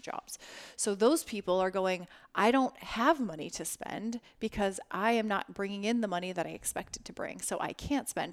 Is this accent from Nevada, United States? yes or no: yes; Las Vegas, Nevada, United States; I'm from Las Vegas